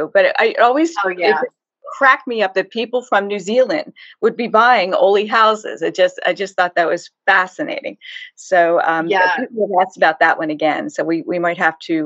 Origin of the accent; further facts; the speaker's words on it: Harrisburg, Pennsylvania, United States; accent: Pennsylvania Dutch; I grew up in Harrisburg, Pennsylvania, just outside the city limits, in a tiny little house.